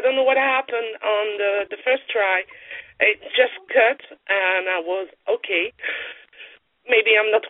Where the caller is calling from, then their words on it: France; I'm calling you from France.